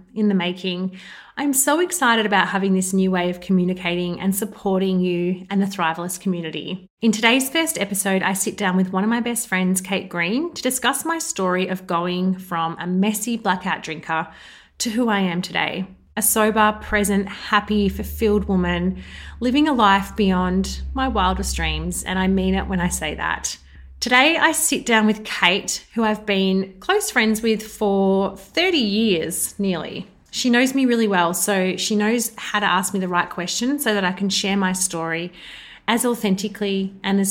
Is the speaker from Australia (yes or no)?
yes; Melbourne, Victoria, Australia; also born or lived in Geelong, Australia / Brisbane, Australia; we moved to Melbourne in 1990 for dad's job. Grew up in Sandringham and had a really beautiful childhood